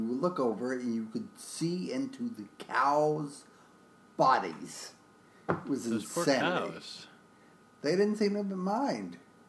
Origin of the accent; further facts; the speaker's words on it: Arkansas, United States; I'm from Arkansas, by the way, I lived near the university in college